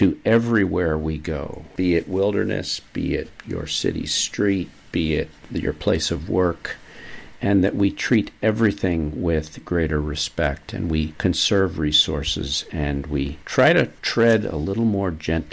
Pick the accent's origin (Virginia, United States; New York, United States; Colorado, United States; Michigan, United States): New York, United States; now in Maine, United States; As a New Yorker